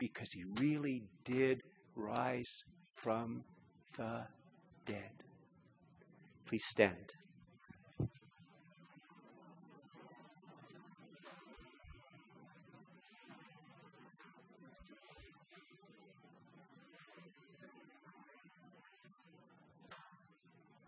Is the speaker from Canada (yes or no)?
yes; Canada; I'm a Canadian